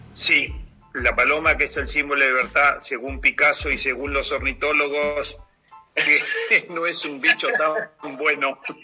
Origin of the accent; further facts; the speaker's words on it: Argentina; also born or lived in Paris, France / La Plata; como argentino